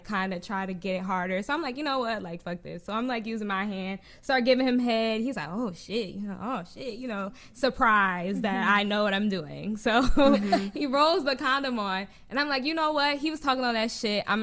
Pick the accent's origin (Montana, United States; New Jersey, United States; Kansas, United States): New Jersey, United States; I'm from Jersey. So I lived in Jersey